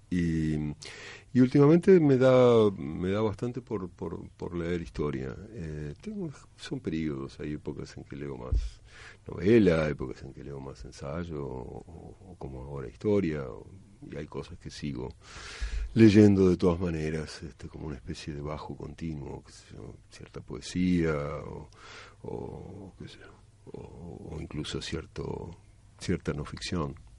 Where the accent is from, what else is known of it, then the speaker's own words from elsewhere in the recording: Buenos Aires, Argentina; yo soy de Buenos Aires, de la capital